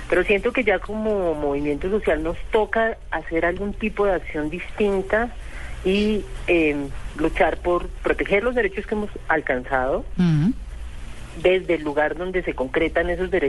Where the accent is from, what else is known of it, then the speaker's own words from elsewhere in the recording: Manizales, Caldas, Colombia; also born or lived in Cali; now in Bogotá, Colombia; me criaron en Manizales eh, porque muy chiquitica, tenía tres meses o cuatro meses cuando me llevaron a Manizales, entonces yo me siento manizaleña aunque nací en Cali.